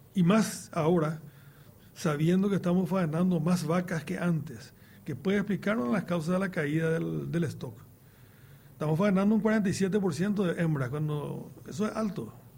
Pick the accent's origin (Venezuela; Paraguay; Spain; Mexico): Paraguay